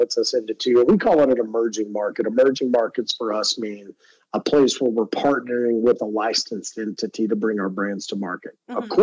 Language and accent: English; Texas, United States; my home state of Texas